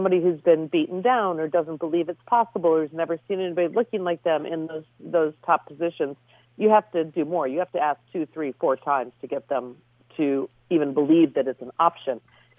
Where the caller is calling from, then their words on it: Oyster Bay, New York, United States; I'm at my desk in Oyster Bay, New York